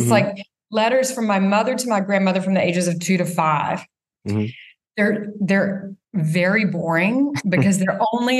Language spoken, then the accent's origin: English; the South, United States; growing up in the South, I had a Southern mother